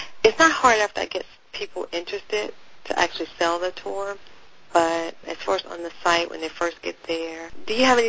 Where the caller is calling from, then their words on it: North Carolina, United States; I'm calling from North Carolina